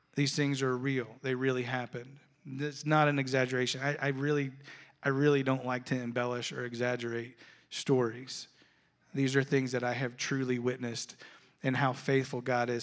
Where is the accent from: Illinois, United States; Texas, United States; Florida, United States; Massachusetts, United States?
Florida, United States; I grew up in Florida